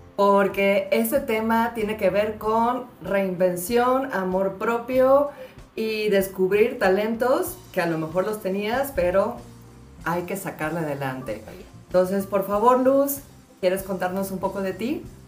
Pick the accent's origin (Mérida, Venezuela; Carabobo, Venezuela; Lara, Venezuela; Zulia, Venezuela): Carabobo, Venezuela; Valencia; moved away; cuando yo crecí en Valencia, cuando nosotros crecimos en Valencia